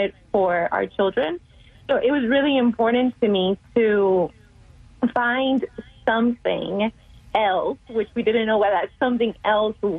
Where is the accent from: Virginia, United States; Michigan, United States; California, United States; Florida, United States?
Florida, United States; Miami; also born or lived in Puerto Rico; now in Tulsa, United States; pretty much raised in Miami, Florida for my entire life